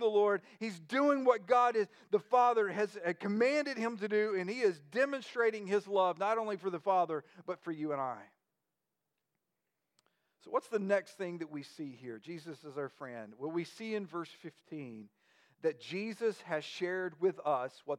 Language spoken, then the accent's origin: English; United States